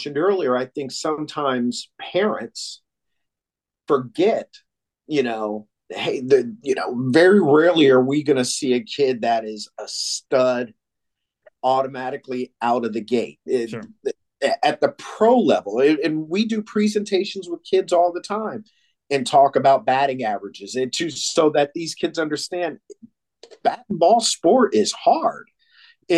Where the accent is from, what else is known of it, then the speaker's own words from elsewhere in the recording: Williamsport, Pennsylvania, United States; moved away; I'm born and raised in Williamsport, Pennsylvania, the home of Little League